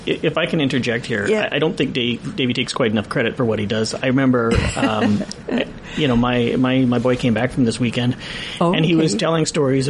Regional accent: Lower Mainland, British Columbia, Canada; now in Prince George, Canada; I grew up in the Lower Mainland, I didn't have this. I grew up somewhat insular. I was a city boy, and then I came to Prince George.

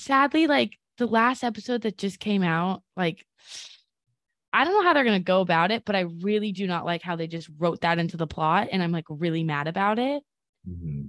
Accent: California, United States; now in New York, United States; I'm from California

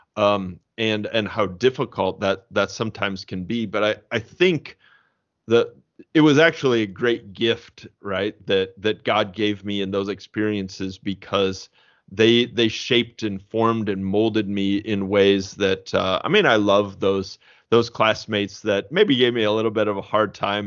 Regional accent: Fort Wayne, Indiana, United States; now in St. Louis, United States; I grew up in Fort Wayne, Indiana

